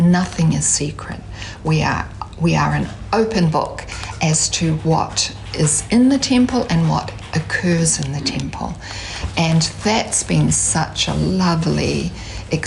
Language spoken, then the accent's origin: English; Hamilton, Waikato, New Zealand; I'm from Kirikiriroa, from Hamilton